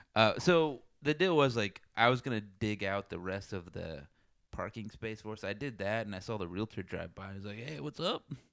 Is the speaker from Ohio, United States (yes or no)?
no; South Texas, United States; moved away; I come from South Texas